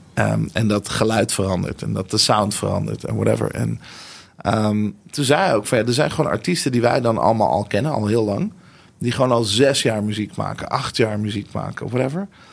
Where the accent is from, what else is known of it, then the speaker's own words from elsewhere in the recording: Nieuwegein, Utrecht, Netherlands; also born or lived in Tel Aviv, Israel; Ik ben geboren in Tel Aviv. En toen, eh, toen eindigde ik in Nieuwegein.